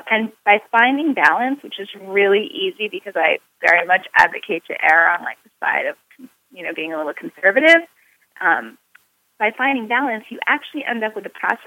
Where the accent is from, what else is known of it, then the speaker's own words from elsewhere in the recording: New York City, New York, United States; I was born in New York City